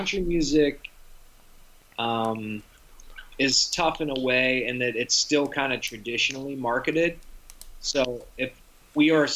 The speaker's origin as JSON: {"language": "English", "town": "Pittsburgh", "region": "Pennsylvania", "country": "United States", "tie": "born or raised there", "moved": "yes", "lives_now": "New Jersey, United States", "said": "My hometown of Pittsburgh"}